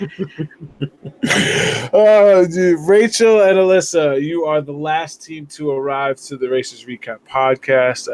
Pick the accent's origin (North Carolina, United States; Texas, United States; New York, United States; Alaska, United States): New York, United States; New York City; I grew up in the Bronx